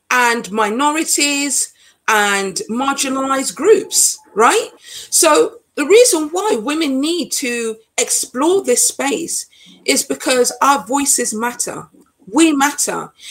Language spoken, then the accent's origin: English; Nottingham, East Midlands, United Kingdom; I'm British born, but my origins are Jamaican. I know what it is to be an other. I grew up in Nottingham, and in Nottingham, it's very multicultural, as is London.